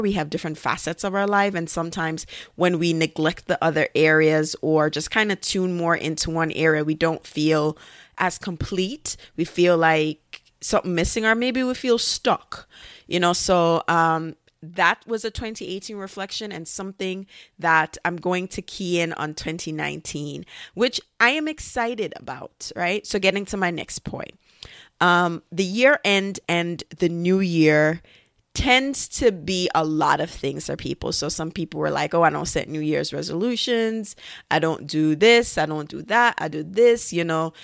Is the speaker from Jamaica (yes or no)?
yes; Jamaica; now in United States; when I was growing up in Jamaica